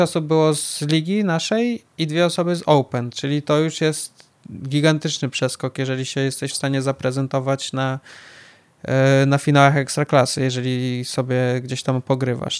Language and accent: Polish; Białystok, Podlaskie Voivodeship, Poland; jestem z Białego Stoku